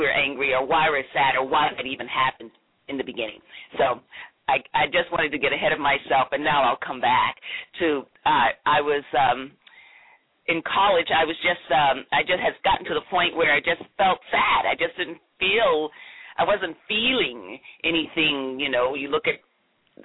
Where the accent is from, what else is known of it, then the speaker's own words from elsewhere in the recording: Greensboro, North Carolina, United States; I grew up in North Carolina, Greensboro, North Carolina